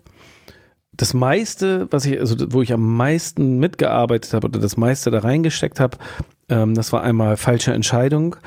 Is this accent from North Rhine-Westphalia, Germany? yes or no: no; Hamburg, Germany; als äh, Hamburger Westler